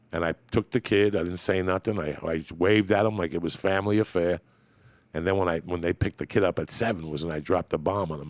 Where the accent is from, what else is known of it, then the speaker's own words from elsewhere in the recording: Cuba; moved away; I was born in Cuba